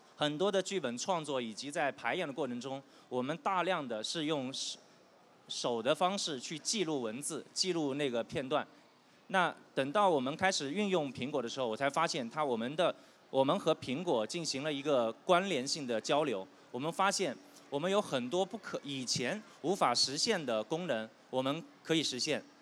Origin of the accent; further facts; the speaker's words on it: southern China, China; moved away; 我是一个南方人，我们家里呢有很多做生意的